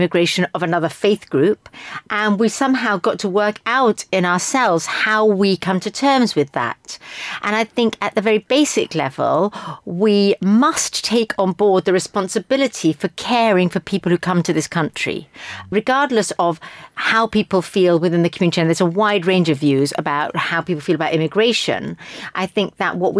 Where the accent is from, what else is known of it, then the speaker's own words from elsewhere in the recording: London, United Kingdom; Me as a Briton or as a Londoner, me as a Jew